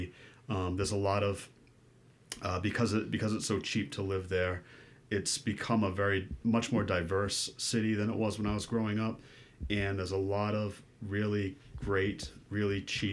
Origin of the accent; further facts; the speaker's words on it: Fall River, Massachusetts, United States; also born or lived in New Bedford; I grew up in Fall River